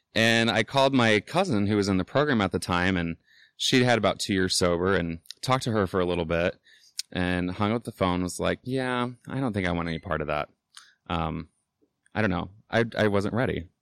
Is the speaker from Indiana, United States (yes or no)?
yes; Indianapolis, Indiana, United States; I'm from Indianapolis, born and raised. Um, I grew up on the South Side